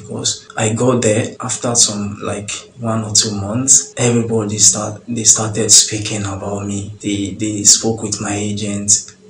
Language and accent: English; Lagos, Nigeria; moved away as an adult; also born or lived in Agege / Surulere; now in Gabala, Azerbaijan; I was born in Mushin. Grew up in Mushin, and although I lived in Agege also, I lived in Agege. Later, my family, they packed to Surulere